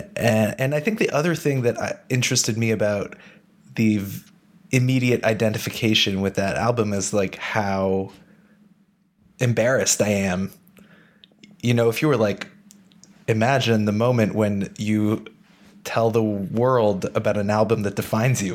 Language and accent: English; Ottawa, Ontario, Canada; moved away as an adult; also born or lived in Montreal; now in Berlin, Germany; I was born in Montreal and moved to Ottawa when I was 6.